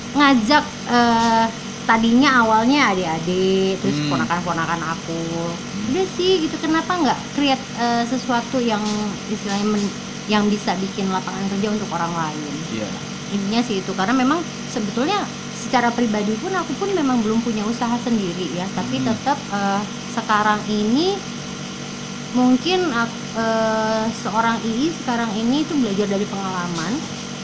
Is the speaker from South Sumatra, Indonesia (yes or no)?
no; Anyer, Banten, Indonesia; born or raised there; moved away; also born or lived in Sumatra (ancestry)